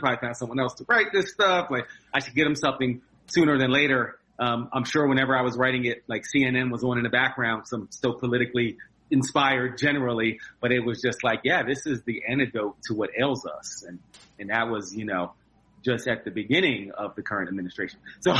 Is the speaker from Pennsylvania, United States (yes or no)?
yes; Philadelphia, Pennsylvania, United States; That was my I grew up in Philly, born in Philadelphia.